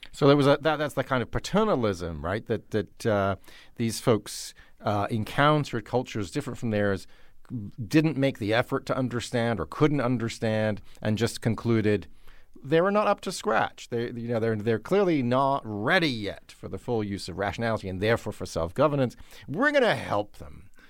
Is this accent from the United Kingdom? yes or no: yes; United Kingdom; confess to being a Brit myself